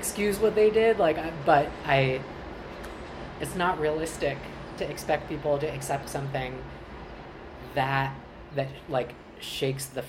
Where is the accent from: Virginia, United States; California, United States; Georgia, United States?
Virginia, United States; Charlottesville; also born or lived in Long Island, New York; I was born on Long Island, but my family moved to Virginia when I was I just turned 5, and so I really identify as being from Virginia